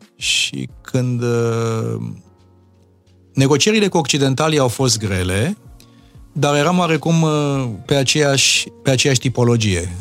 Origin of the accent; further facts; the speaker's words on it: Romania; moved away as an adult; eu sunt român și rămân rămân toată viața